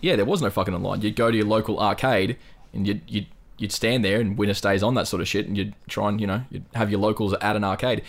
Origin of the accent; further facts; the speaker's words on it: North Queensland, Australia; I'm from North fucking Queensland